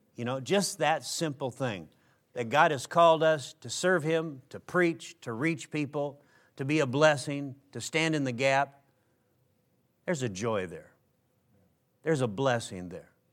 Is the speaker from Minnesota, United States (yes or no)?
yes; Minnesota, United States; where I grew up in Minnesota